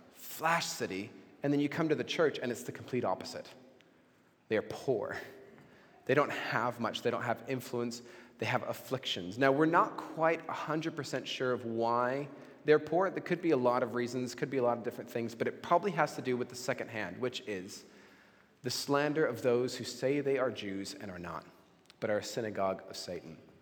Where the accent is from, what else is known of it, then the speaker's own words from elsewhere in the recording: Mexico; when I was 16, uh, growing up in Mexico